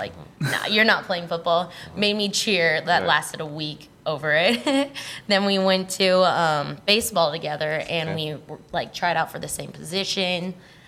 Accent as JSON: {"language": "English", "town": "Fontana", "region": "California", "country": "United States", "tie": "born or raised there", "also_born_or_lived": "Rancho Cucamonga", "said": "I grew up in Fontana, which is actually next to Ranch Cucamonga where I am now"}